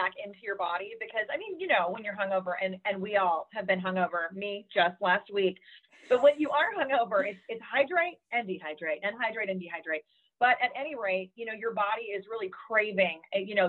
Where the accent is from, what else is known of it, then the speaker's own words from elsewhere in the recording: Arkansas, United States; also born or lived in Southern California; now in California, United States; I grew up in Arkansas. I'm Southern. I'm always going to be Southern. Now I'm in Southern California